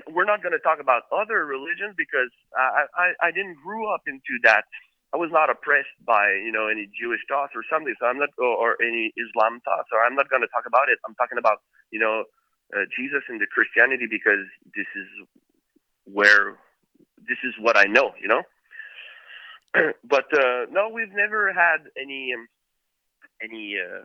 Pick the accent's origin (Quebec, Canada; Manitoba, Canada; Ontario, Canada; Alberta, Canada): Quebec, Canada; Quebec City; we grew up in Quebec City, which was in Quebec, the province of Quebec